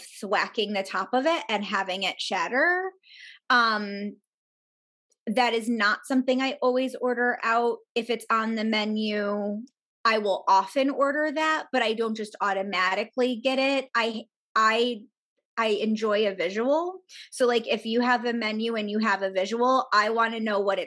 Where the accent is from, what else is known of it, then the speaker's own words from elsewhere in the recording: New York, United States; I feel like a bad New Yorker